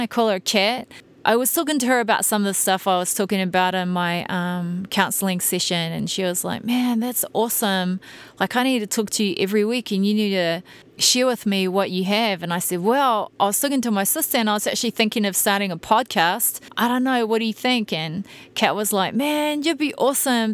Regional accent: New Zealand; moved away as an adult; now in United States; I'm a Kiwi

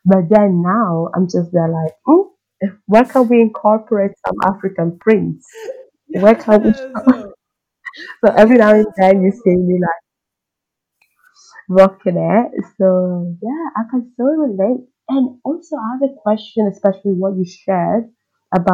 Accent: Italy; I grew up in Italy

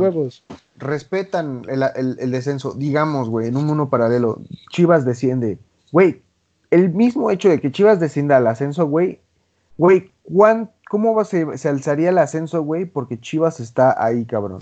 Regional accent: Cancún, Quintana Roo, Mexico; yo soy de Cancún

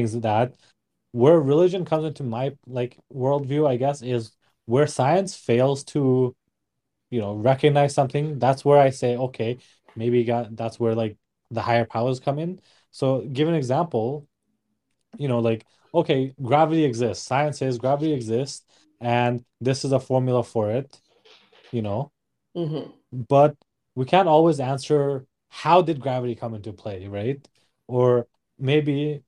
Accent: Nepal; born and raised in Nepal

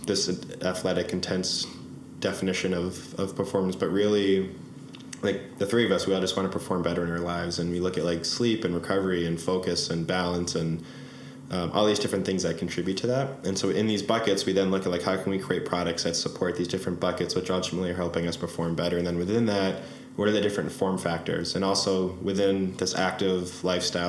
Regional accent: Boston, Massachusetts, United States; we're from Boston

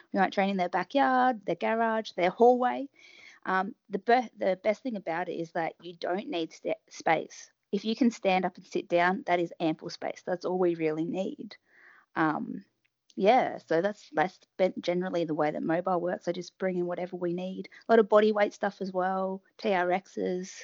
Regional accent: Melbourne, Victoria, Australia; So I'm from Melbourne. In Australia

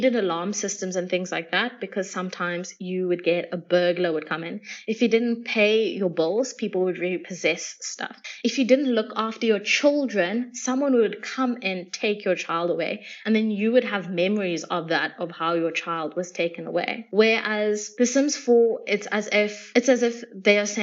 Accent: South Africa; I'm South African

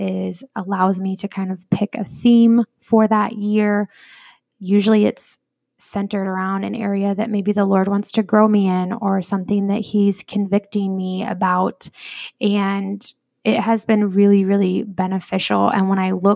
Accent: Iowa, United States; also born or lived in California / Phoenix metro area; now in Phoenix, United States; I was born in California, raised in Iowa

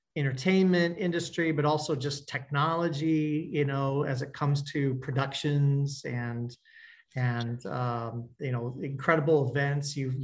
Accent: Kansas City, Kansas, United States; I grew up in Kansas City on the Kansas side, but it was all the same.

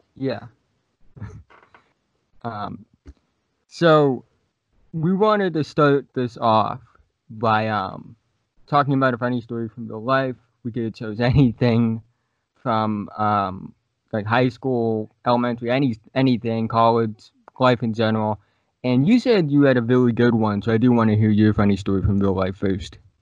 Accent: Plymouth, Massachusetts, United States; I'm from Plymouth, Massachusetts

